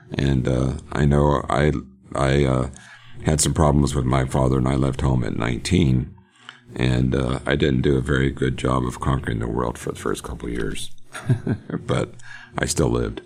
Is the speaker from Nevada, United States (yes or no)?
no; Johnstown, Pennsylvania, United States; now in Oklahoma, United States; I grew up in Pennsylvania. Born in Johnstown, love Johnstown